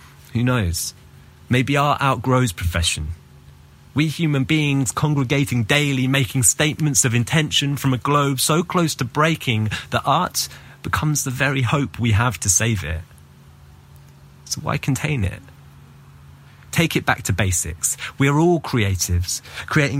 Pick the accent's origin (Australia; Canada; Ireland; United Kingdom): United Kingdom; London; now in Athens, Greece; I'm from London, but currently based in Athens, Greece.